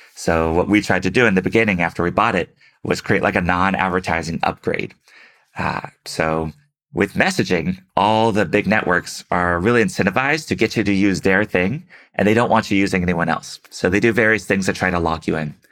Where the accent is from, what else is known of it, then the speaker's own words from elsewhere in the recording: Houston, Texas, United States; moved away; also born or lived in San Francisco; Houston, my hometown